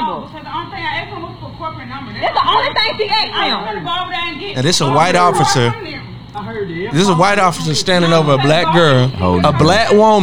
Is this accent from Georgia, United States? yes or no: yes; Georgia, United States; I'm from Georgia